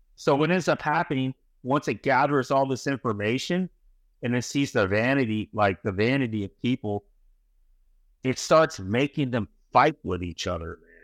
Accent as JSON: {"language": "English", "town": "San Francisco", "region": "California", "country": "United States", "tie": "born or raised there", "also_born_or_lived": "New York", "moved": "as an adult", "said": "I was born in California, I ended up in New York"}